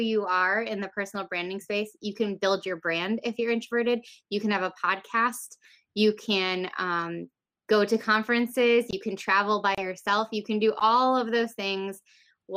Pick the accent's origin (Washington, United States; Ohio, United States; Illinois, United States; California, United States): Illinois, United States; Rockford; I'm from Rockford, Illinois, which is nearby Chicago, about 90 miles west of Chicago.